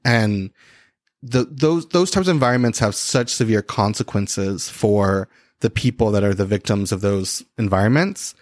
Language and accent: English; Christian County, Kentucky, United States; I grew up in a place called Christian County